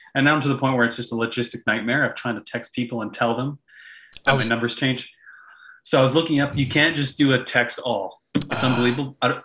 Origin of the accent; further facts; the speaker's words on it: Canada; if we're from Canada